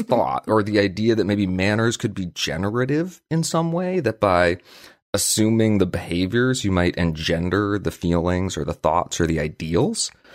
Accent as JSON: {"language": "English", "region": "Vermont", "country": "United States", "tie": "born or raised there", "said": "we grew up in Vermont and we live and work in Vermont."}